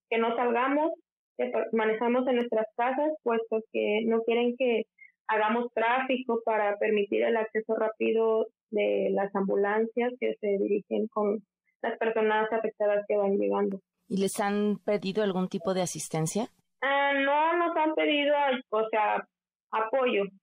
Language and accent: Spanish; Guerrero, Mexico; moved away as an adult; now in Turkey